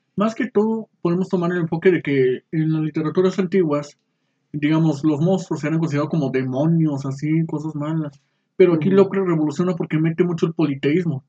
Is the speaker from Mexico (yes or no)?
yes; Saltillo, Coahuila, Mexico; yo soy originario aquí de Saltillo, Coahuila. Eh, nací un 25 de febrero de 1993